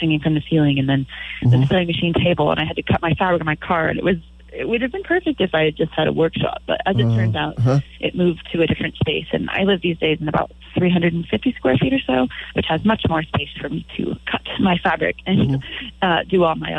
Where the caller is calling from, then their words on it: Moss Beach, California, United States; I'm calling you from Moss Beach right now. That's where I live.